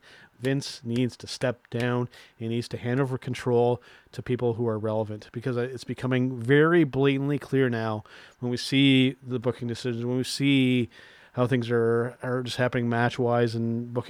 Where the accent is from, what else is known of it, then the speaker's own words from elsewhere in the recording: Canada; us being Canadian wrestling fans